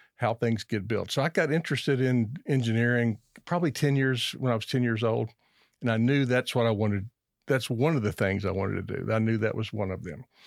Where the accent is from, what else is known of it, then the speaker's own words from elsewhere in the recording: Lexington, Kentucky, United States; I grew up in Lexington, Kentucky